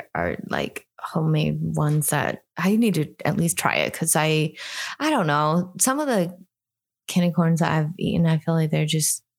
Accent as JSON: {"language": "English", "country": "Hong Kong", "moved": "yes", "said": "coming from Hong Kong"}